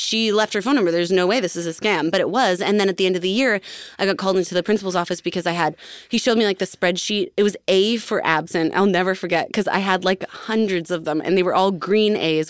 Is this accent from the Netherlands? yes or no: no; Alberta, Canada; I'm from Alberta